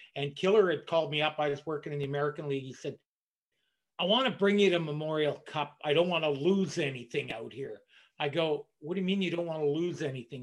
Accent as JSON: {"language": "English", "town": "Ottawa", "region": "Ontario", "country": "Canada", "tie": "born or raised there", "said": "my hometown, Ottawa"}